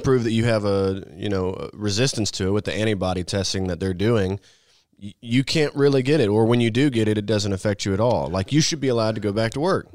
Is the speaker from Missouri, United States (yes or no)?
yes; Missouri, United States; moved away; I grew up in Missouri